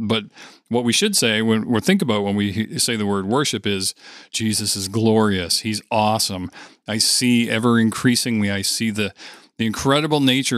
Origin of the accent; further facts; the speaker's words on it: Winnipeg, Manitoba, Canada; we're true Canadians from Winnipeg.